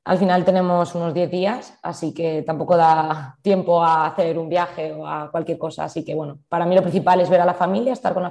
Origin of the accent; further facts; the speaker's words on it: Zaragoza, Aragon, Spain; porque soy de Zaragoza.